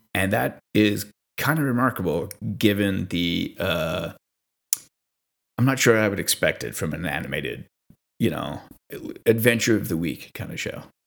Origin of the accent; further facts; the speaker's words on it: Montreal, Quebec, Canada; I'm from Montreal, uh, which is Mohawk land territory